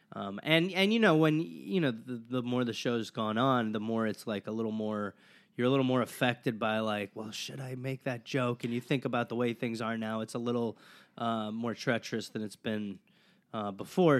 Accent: Wisconsin, United States; I grew up in Wisconsin

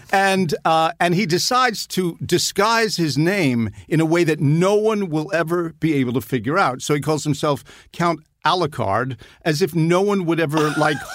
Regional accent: England, United Kingdom; born there; I was born in England, and it was still pretty cool in the '60s to be sort of British. I didn't have a British accent

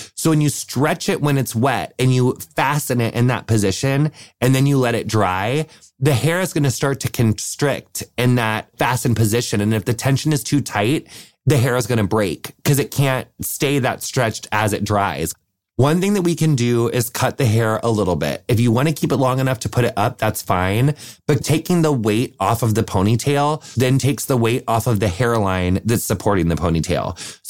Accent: Wisconsin, United States; I'm from Wisconsin

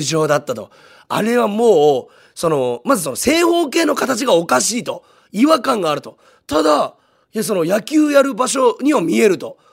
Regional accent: Munakata, Fukuoka, Japan; 宗像高校出身なんですけど

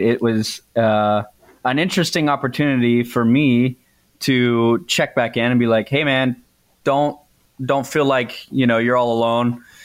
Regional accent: Texas, United States; I'm from Texas

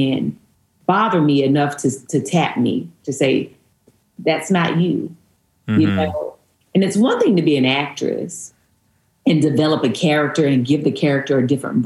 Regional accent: Stoneville, North Carolina, United States; moved away; I actually grew up in a little town outside of Eden called Stoneville

